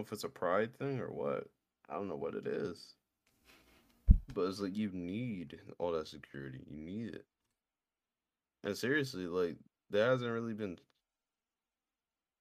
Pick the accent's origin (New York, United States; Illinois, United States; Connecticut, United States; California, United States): New York, United States; I'm a New Yorker